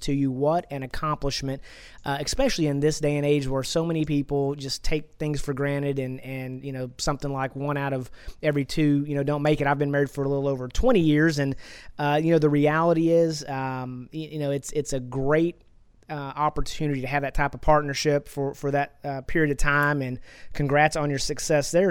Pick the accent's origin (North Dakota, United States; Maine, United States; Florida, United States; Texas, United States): Texas, United States; I'm from Texas, and I've, I was born and raised in Texas, and I've been here my whole life